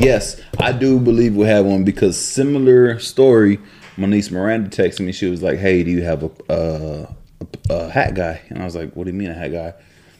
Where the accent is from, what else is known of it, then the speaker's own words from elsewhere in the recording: London, United Kingdom; I'm like, yes, well, I am from London.